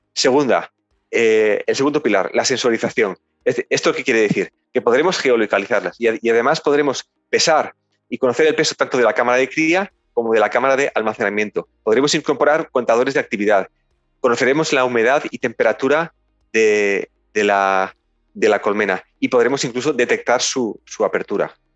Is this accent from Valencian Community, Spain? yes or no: yes; Ayora, Valencian Community, Spain; somos originalmente de Ayora